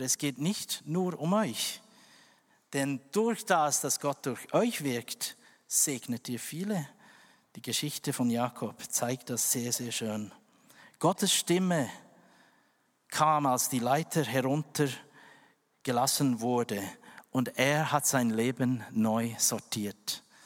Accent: West Papua, Indonesia; German is a second language; now in Switzerland; dort, wo ich geboren bin, West Papua

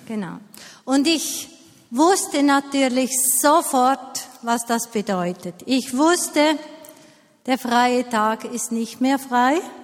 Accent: Switzerland; bei uns in der Schweiz

